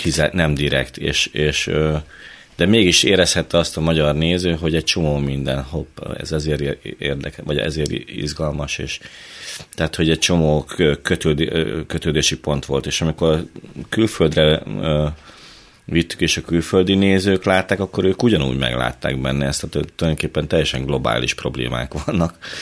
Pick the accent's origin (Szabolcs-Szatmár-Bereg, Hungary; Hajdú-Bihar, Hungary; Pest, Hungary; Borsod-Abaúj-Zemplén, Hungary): Hajdú-Bihar, Hungary; Hajdúnánás; Én a Hajdúságból, Hajdú Nánásról.